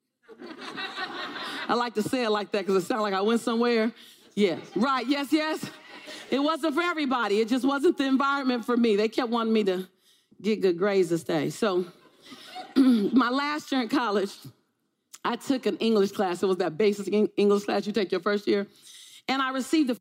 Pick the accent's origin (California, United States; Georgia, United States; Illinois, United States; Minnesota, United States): California, United States; Los Angeles; I'm from South Central